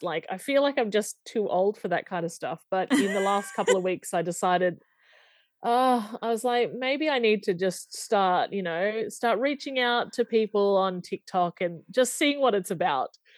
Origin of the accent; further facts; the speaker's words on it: Australia; I'm from Australia